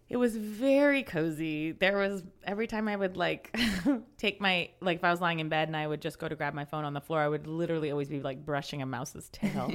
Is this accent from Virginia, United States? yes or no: yes; Alexandria, Virginia, United States; moved away; also born or lived in New York City; I am from Alexandria, Virginia, which is right outside, like five minutes from DC